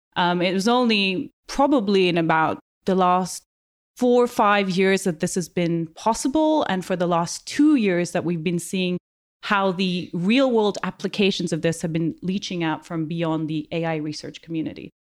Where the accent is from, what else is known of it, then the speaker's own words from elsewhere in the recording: Kathmandu, Bagmati, Nepal; moved away as an adult; now in United Kingdom; I grew up in Kathmandu in the eighties and the nineties